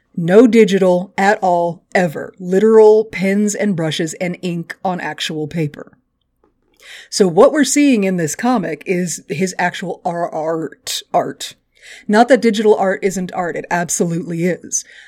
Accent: Texas, United States; I'm from Texas

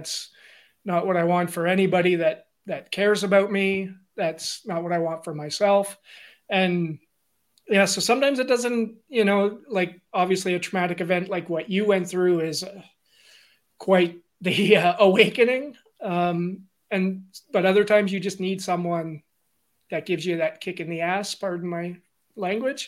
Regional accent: Mattawa, Ontario, Canada; I'm originally from Northern Ontario. I'm born and raised in Mattawa

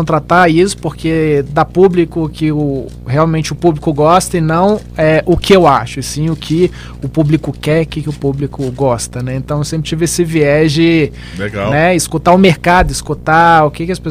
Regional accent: Minas Gerais, Brazil; also born or lived in Belo Horizonte; now in Brasília, Brazil; sou mineiro

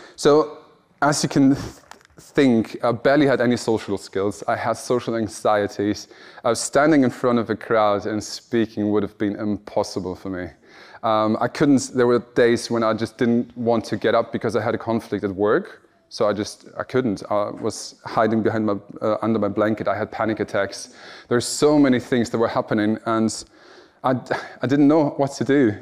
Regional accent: Germany; moved away; I'm from Germany and I'm standing in Wales

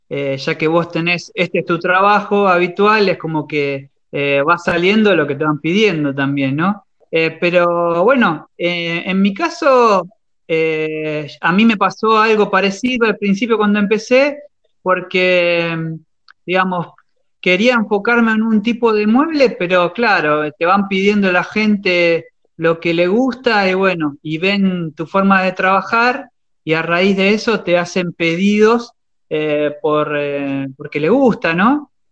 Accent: Chivilcoy, Buenos Aires Province, Argentina; soy de Chivilcoy, sí, de la provincia de Buenos Aires.

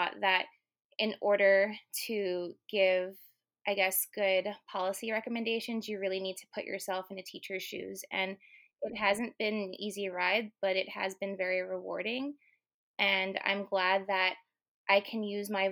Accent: New York City, New York, United States; I'm just a girl from Queens. I was born and raised in Flushing

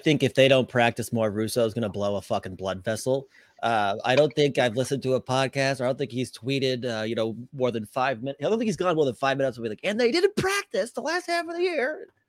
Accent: Boston, Massachusetts, United States; accent: Boston; my bad Boston accent.

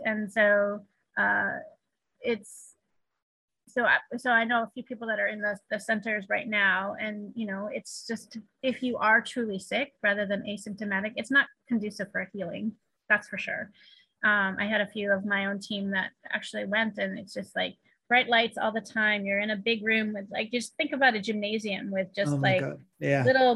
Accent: East Coast, United States; also born or lived in California; now in Shanghai, China; I grew up on the East Coast

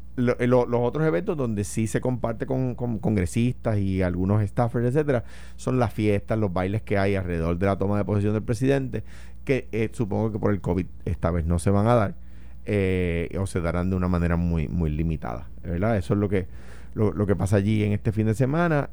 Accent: Puerto Rico; Yo soy un puertorriqueño que tiene la ciudadanía americana

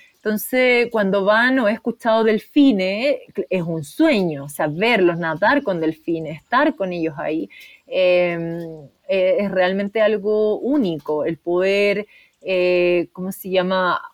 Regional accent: Chile; soy psicóloga de la Chile

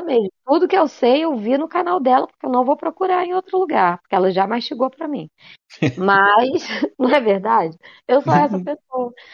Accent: Brazil; eu sou brasileira

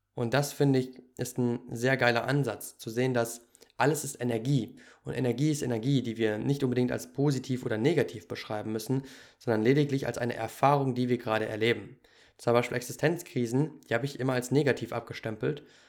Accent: Germany; moved away as an adult; ich bin ja auch in Deutschland groß geworden.

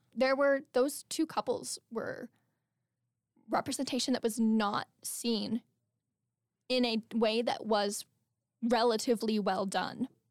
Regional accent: Albuquerque, New Mexico, United States; moved away as an adult; I'm, like, back home in Albuquerque

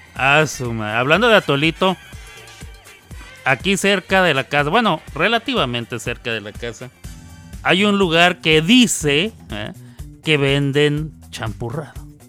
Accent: Ciudad Juárez, Chihuahua, Mexico; now in United States; Nosotros que somos de Juárez

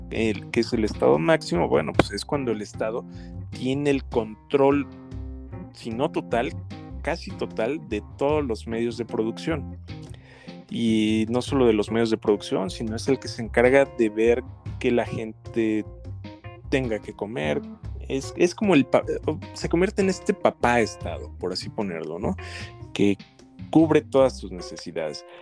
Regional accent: Mexico; como mexicanos

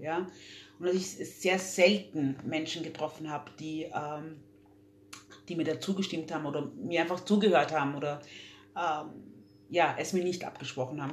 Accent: Vienna, Austria; also born or lived in Democratic Republic of the Congo / London; ich bin mit drei gezogen. von der Demokratischen Republik mit meinen Eltern her, her also geflohen und dann hier haben wir uns hier angesiedelt. Ähm, für mich ist äh, Wien meine Heimat

